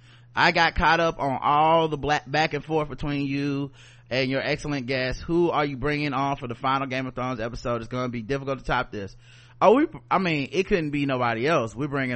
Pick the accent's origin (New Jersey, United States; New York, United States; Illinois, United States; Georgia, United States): New York, United States; Brooklyn; Also, I love shrooms and I am a Latina from Brooklyn.